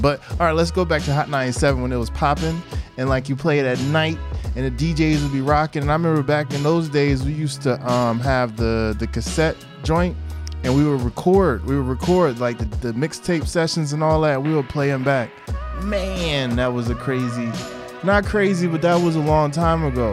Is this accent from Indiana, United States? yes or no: no; Newark, New Jersey, United States; I'm from Newark